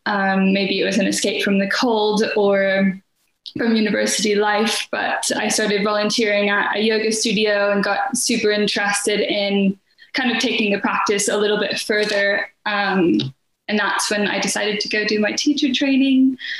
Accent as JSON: {"language": "English", "country": "United States", "lives_now": "United Kingdom", "said": "I'm currently based in North Wales, nestled between the ocean and the mountains. That's quite magical. But I'm originally from the States by way of 1,000 different countries, really."}